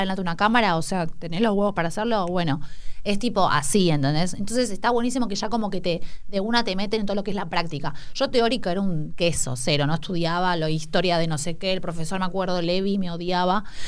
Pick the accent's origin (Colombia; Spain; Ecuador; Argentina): Argentina; Escobar, Buenos Aires Province; also born or lived in San Telmo, Buenos Aires; Yo nací en San Telmo, en realidad, pero cuando era muy baby, ponele que, no sé, a los mm, dos años, o sea, bebé, era bebé ya me fui me mudé a Escobar a, un country con mi familia.